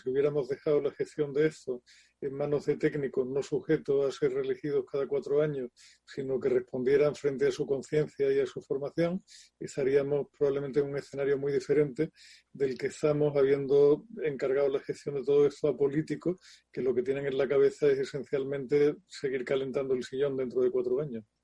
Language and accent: Spanish; Andalusia, Spain; como buen andaluz salí como, o sea, he sido cofrade durante años